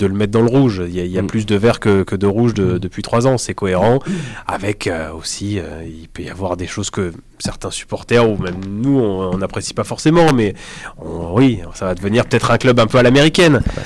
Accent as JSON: {"language": "French", "town": "Limoges", "region": "Nouvelle-Aquitaine", "country": "France", "moved": "as an adult", "lives_now": "Toulouse, France", "said": "Je viens de Limoges"}